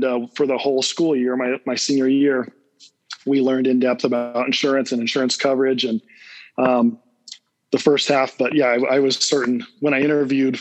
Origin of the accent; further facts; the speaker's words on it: Salt Lake City, Utah, United States; also born or lived in Cedar City, Utah; I was born and raised in Salt Lake City area